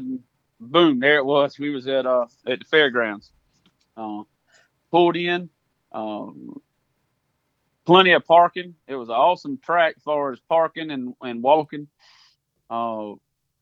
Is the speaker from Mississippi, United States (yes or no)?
no; Sumter, South Carolina, United States; born and raised in Sumter, still live here to this day